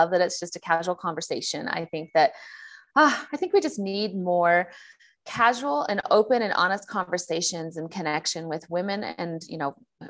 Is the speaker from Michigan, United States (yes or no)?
no; San Diego, California, United States; I'm from San Diego and California